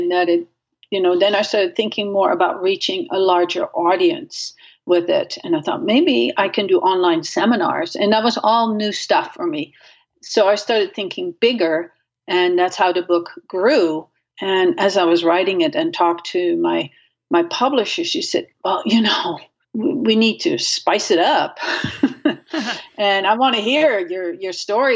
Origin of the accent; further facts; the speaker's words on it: Netherlands; moved away; I grew up in Holland and without a car